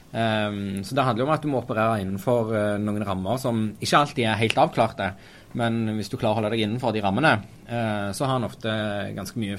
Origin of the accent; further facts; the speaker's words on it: Taiwan; born there; Ja, jeg er født i republikken Kina. Jeg er født på Taiwan.